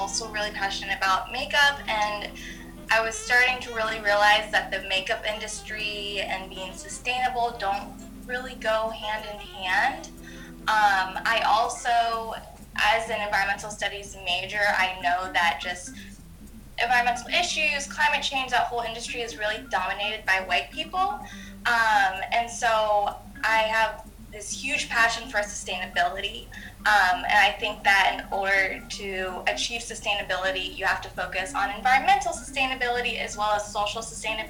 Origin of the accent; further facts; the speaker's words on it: Washington, District of Columbia, United States; also born or lived in Maine / upstate New York; I was born in Washington, D.C.